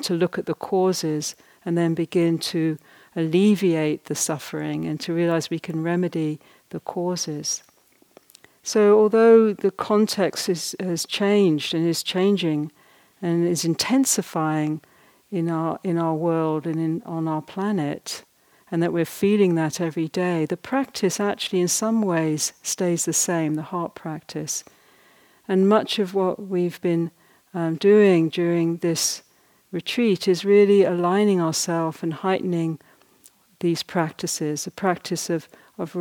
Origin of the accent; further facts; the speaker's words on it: Ireland; I'm basically Irish